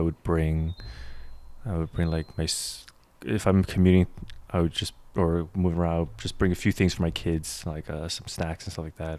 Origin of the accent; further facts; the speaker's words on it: New York, United States; I grew up in New York